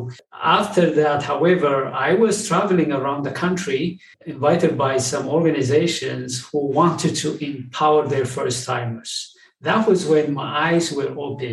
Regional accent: Ethiopia; moved away as an adult; now in United States; I'm originally from Ethiopia. I came to the United States in 2005

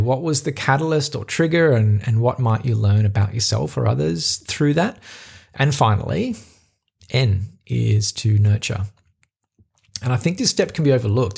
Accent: Australia; accent: Australian; my Australian accent

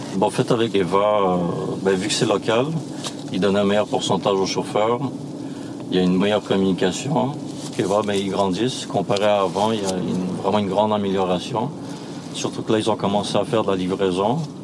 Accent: Canada; also born or lived in Switzerland; je suis arrivé au Canada quand j'avais deux ans et puis, euh, j'ai grandi à Grimby.

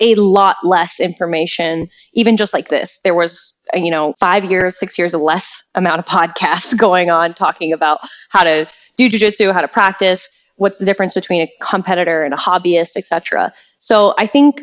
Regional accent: Canada; I'm Canadian

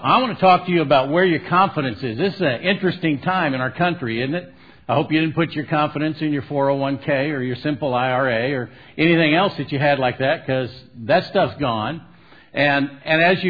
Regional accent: Southern California, United States; I'm from Southern California, the land of the fruits and nuts and flakes.

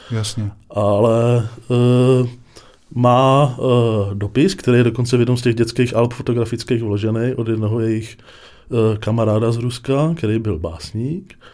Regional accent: Prague, Czechia; moved away as an adult; now in Kroměříž, Czechia; já jsem uh, se narodil uh, v, krčký, v krčký nemocnici nebo porodnici mm-hmm. a jsem ze Spořilova.

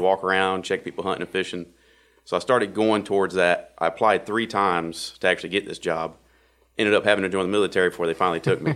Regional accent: Wake County and Johnston County, North Carolina, United States; I grew up in Wake County, Wake County and Johnson County

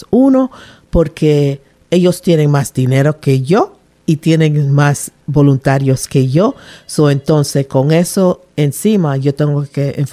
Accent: Panama; now in Rhode Island, United States; Yo nací en Panamá, me crié en Panamá hasta que mi papá se decidió retirarse del um, military, del army, y regresó para Rhode Island, donde él es, su familia está aquí.

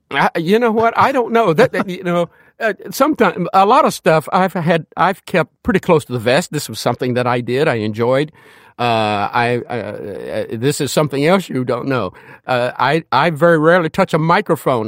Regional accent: Danville, Kentucky, United States; moved away as an adult; I'm from Danville, Kentucky.

